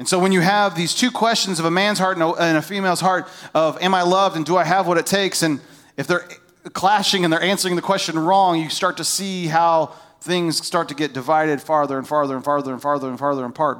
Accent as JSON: {"language": "English", "country": "United States", "tie": "born or raised there", "moved": "yes", "said": "I grew up on the Ohio River"}